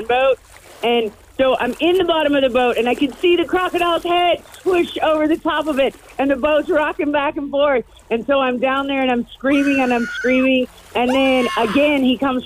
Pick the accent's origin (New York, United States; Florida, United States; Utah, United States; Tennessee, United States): Florida, United States